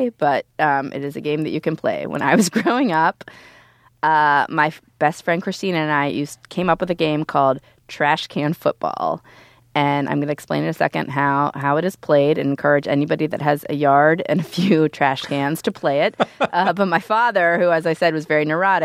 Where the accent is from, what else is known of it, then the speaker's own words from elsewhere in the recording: Youngstown, Ohio, United States; moved away; I was just home in Youngstown. I come from Youngstown, Ohio